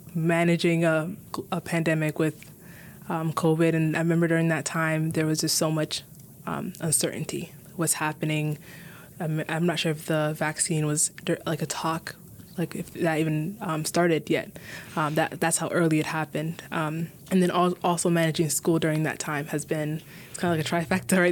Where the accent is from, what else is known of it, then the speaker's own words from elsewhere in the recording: Minneapolis, Minnesota, United States; I was born and raised in Minneapolis